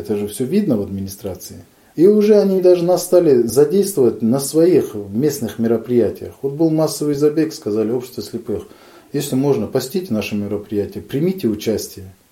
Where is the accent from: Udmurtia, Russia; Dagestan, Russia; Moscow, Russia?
Dagestan, Russia; Kizlyar; moved away as an adult; also born or lived in Izberbash, Dagestan / Saint Petersburg; now in Novorossiysk, Russia; Я родился в Республике Дагестан, в городе Кизляре. В 2014 году переехал в город-герой Новороссийск Краснодарского края.